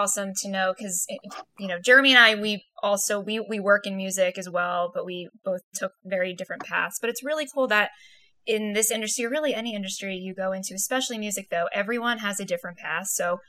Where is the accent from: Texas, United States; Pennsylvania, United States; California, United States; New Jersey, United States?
New Jersey, United States; I'm from Jersey, so I appreciate that.